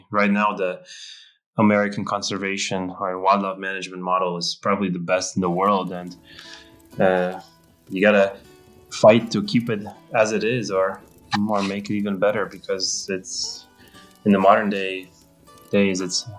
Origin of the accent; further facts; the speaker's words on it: Germany; but we're from Germany. So I guess that's something unique that we could talk about.